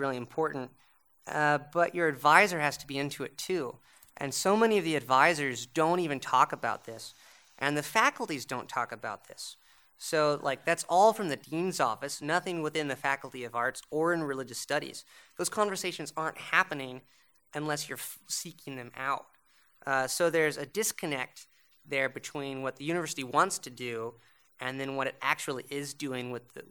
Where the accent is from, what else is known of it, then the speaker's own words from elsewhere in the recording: United States; moved away as an adult; now in Montreal, Canada; being the American at McGill